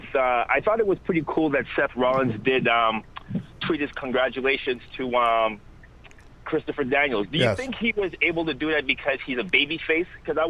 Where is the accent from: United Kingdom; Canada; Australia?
Canada; Toronto, Ontario; I am from Toronto.